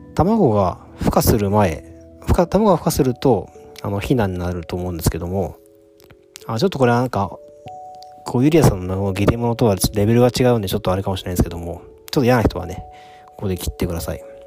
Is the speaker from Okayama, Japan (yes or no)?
no; Tokyo, Japan; also born or lived in Mie Prefecture; 東京育ちなんで 都会育ちなんで